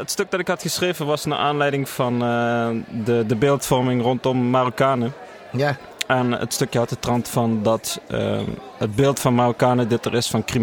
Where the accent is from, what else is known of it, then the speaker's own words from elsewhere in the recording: Limburg, Netherlands; accent: zachte G; ik ben opgegroeid in Limburg.